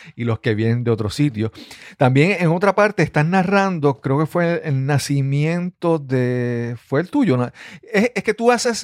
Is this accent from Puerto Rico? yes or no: yes; Puerto Rico; como puertorriqueños no somos estadounidenses completamente